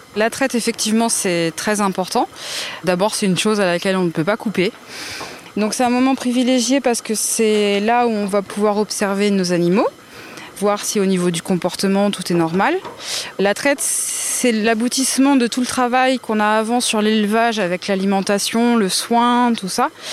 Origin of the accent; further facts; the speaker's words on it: Indre, Brenne, Centre region, Centre-Val de Loire, France; je suis originaire de la région centre, hein, de l'Indre et de la Brenne plus précisément. Et euh, donc j'ai grandi dans la ferme de mes grands-parents